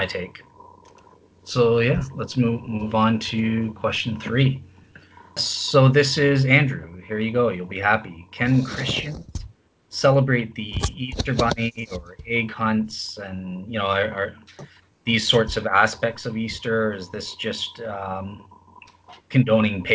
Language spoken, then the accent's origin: English; Canada; I'm a Canadian